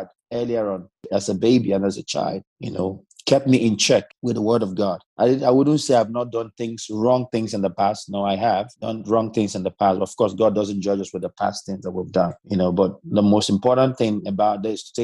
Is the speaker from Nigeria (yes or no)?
yes; Nigeria; now in Zeist, Netherlands; I'm from Nigeria, but I'm currently based in the Netherlands.